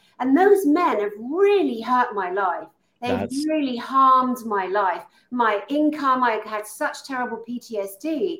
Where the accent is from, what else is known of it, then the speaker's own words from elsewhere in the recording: Tongue, Scotland, United Kingdom; I am Scottish and I am a warrior. I'm a Highlander from Tongue and Sutherlandshire.